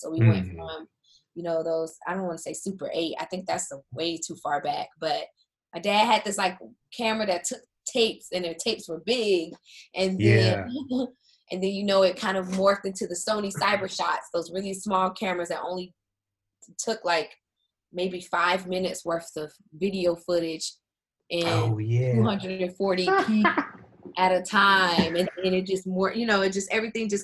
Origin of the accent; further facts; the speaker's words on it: South Carolina, United States; moved away as an adult; also born or lived in Florida; now in Washington, D.C. area, United States; I'm from South Carolina